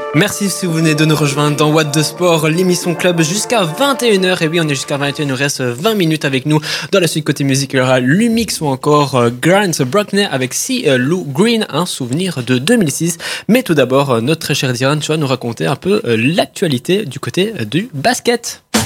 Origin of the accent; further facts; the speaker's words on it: Italy; je suis italien